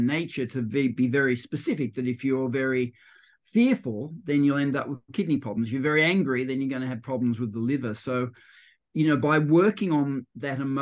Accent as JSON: {"language": "English", "town": "Terrey Hills", "region": "New South Wales", "country": "Australia", "tie": "born or raised there", "said": "I grew up in Terrey Hills, which is northwest of Sydney, about an hour from the CBD."}